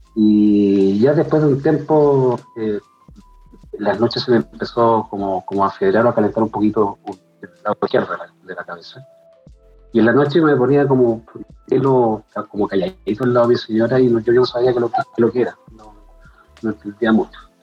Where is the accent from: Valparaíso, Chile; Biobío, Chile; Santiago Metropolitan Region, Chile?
Santiago Metropolitan Region, Chile; Santiago; de Santiago Ñuñoa, publicista